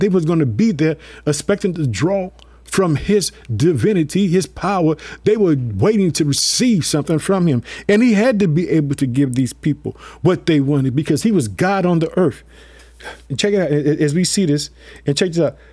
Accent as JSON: {"language": "English", "region": "Illinois", "country": "United States", "said": "my home state, Illinois. I live in the city of Chicago."}